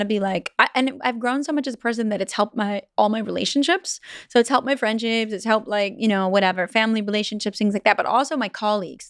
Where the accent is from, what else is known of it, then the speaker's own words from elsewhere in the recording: Vancouver Island, British Columbia, Canada; I'm from Vancouver Island